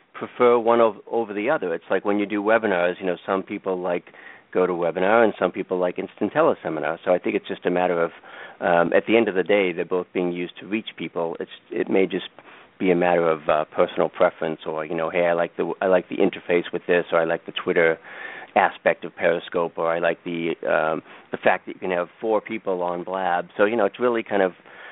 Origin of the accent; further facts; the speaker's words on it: Boston, Massachusetts, United States; accent: Boston; my Boston accent